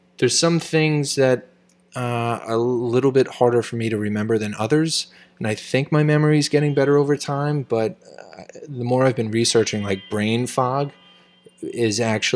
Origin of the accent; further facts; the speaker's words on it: New York City, New York, United States; I'm a kid from the Bronx